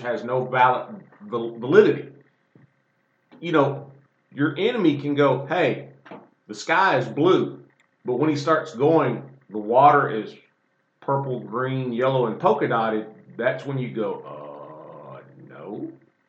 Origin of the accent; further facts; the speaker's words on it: the South, United States; I was born and raised in the South.